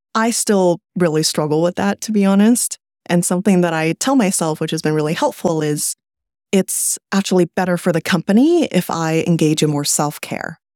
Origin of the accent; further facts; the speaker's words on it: California, United States; also born or lived in China; I was born in China, but I grew up in California